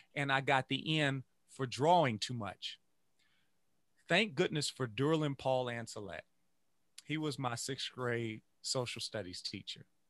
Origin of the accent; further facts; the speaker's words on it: Louisiana, United States; I grew up, I grew up in Louisiana